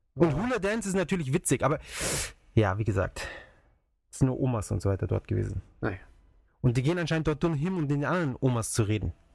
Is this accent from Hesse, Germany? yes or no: no; Munich, Bavaria, Germany; bei uns in München, in der Maximilianstraße